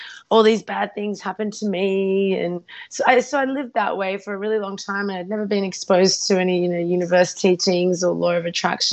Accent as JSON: {"language": "English", "country": "Australia", "tie": "born or raised there", "also_born_or_lived": "Ukraine", "said": "I was about 3 years old. She was just, born. And we moved to Australia to start a new life"}